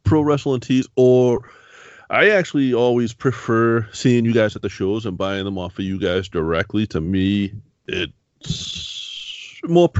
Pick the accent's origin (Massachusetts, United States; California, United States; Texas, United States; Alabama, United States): Massachusetts, United States; Boston; I grew up in Boston. I grew up in the city